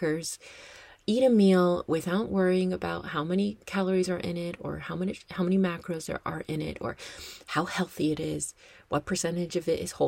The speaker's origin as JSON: {"language": "English", "country": "United States", "also_born_or_lived": "Madison", "said": "I am American and I am based in America"}